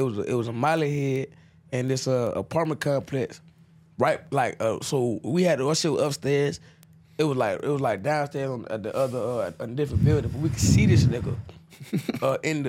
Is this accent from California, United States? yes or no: no; Orlando, Florida, United States; I'm from Pine Hills